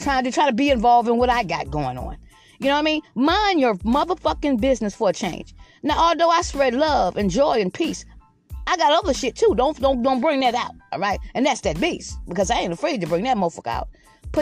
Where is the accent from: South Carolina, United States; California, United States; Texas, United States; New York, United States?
South Carolina, United States; Georgetown; moved away as an adult; also born or lived in Lexington County, South Carolina; now in Red Bank, United States; I'm from Georgetown, South Carolina, but I have lived here for like 29 years